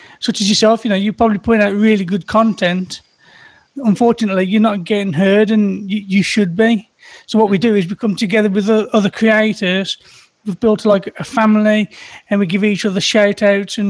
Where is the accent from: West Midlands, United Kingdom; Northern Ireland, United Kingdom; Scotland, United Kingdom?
West Midlands, United Kingdom; Birmingham; I'm from the UK here, Birmingham, UK